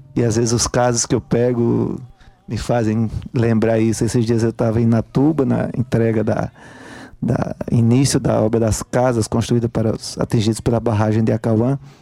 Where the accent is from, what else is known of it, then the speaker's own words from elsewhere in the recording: Brejo da Madre de Deus, Pernambuco, Brazil; moved away; also born or lived in Paraíba; eu sou natural de Pernambuco, sou do interior de Pernambuco, de uma cidade chamada Brejo da Madre de Deus